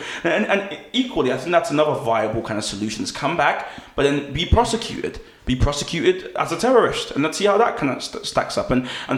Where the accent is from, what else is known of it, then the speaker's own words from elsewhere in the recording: London, United Kingdom; As a Londoner, I want things to be as fast as they possibly can.